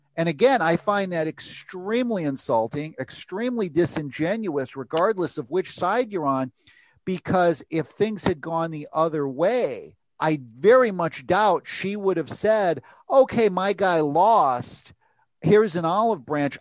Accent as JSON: {"language": "English", "country": "United States", "said": "I am an American freelance uh, reporter"}